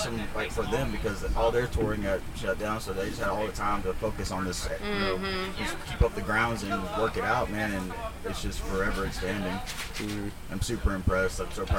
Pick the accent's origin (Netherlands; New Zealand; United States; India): United States; Oakdale; we grew up here in Oakdale